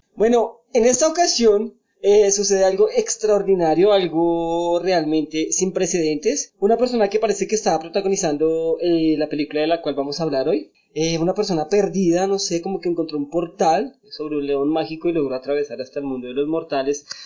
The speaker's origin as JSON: {"language": "Spanish", "region": "Bogotá", "country": "Colombia", "said": "los que somos de Bogotá"}